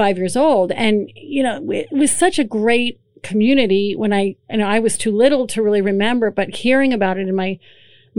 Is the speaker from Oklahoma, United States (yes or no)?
no; Emmaus, Pennsylvania, United States; now in Allentown, United States; I grew up in Emmaus